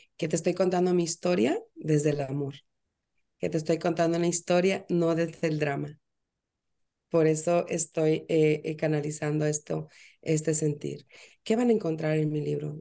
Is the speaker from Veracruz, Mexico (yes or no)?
yes; Veracruz, Mexico; now in Florida, United States; yo soy mexicana, nací en Veracruz, pero hoy por hoy estoy en Florida.